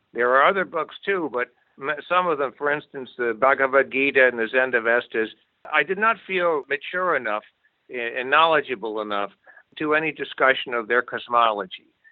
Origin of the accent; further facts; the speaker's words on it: Amherst, Massachusetts, United States; also born or lived in New York City; I was born in New York City but grew up in Amherst, Massachusetts